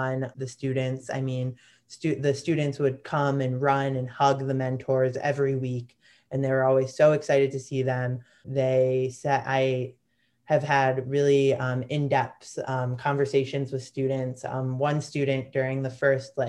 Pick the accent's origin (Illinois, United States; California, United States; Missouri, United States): Illinois, United States; Chicago; Lake Michigan was such a big part of my childhood growing up in Chicago